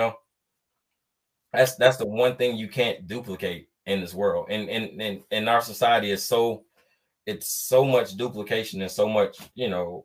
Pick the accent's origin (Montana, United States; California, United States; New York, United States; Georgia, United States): Georgia, United States; Atlanta; moved away as an adult; I was born and raised in Atlanta, Georgia